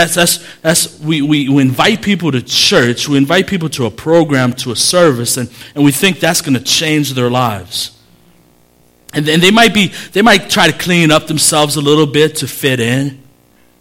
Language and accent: English; Chicago, Illinois, United States; I grew up in Humble Park.